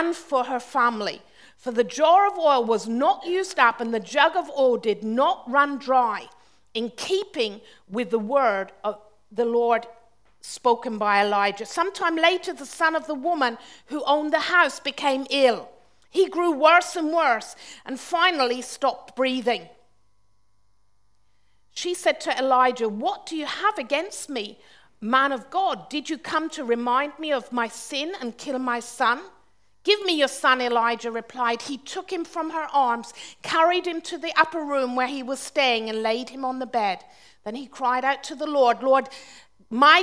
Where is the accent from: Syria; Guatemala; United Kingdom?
United Kingdom; Launceston, South West England; moved away; also born or lived in Austria; I was growing up in Cornwall